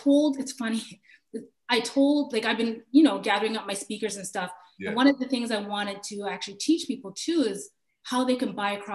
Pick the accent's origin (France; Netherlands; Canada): Canada; Kitchener, Ontario; I grew up in Kitchener, Ontario.